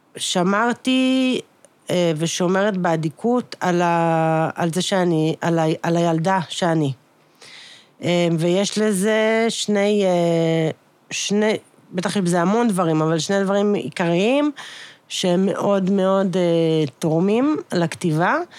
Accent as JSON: {"language": "Hebrew", "town": "Ramat Gan", "region": "Central District", "country": "Israel", "tie": "born or raised there", "said": "אנחנו גדלנו בתל השומר, יש מקום שזה נקרא שיכון הרופאים"}